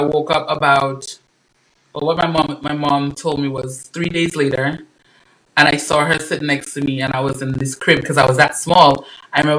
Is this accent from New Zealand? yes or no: no; U.S. Virgin Islands; moved away as an adult; also born or lived in Dominica; now in United States; So Dominica, is my hometown. I was born in Dominica. I was raised in St. Thomas.